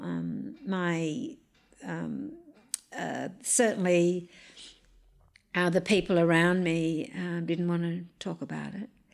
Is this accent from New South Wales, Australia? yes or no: yes; Wiradjuri country, New South Wales, Australia; I grew up on Wiradjuri country